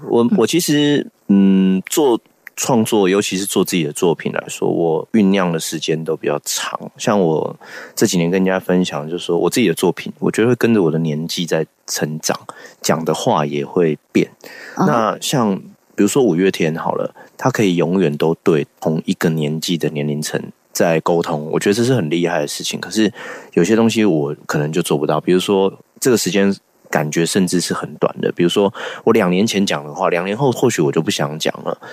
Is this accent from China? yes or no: no; Hsinchu, Hsinchu City, Taiwan; first language Hakka and Taiwanese Hokkien; also born or lived in Taipei; 就是新竹的，呃，新竹市。啊。啊，算是竹堑城，我们家有七代